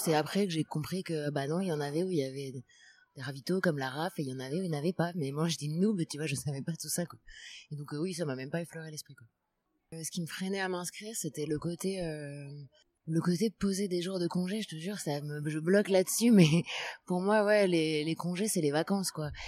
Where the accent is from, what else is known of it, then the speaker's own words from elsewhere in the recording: Paris, Île-de-France, France; also born or lived in Madrid, Spain; Je viens de Paris, je suis née à Paris. Après, j'ai vécu trois ans à Madrid, en Espagne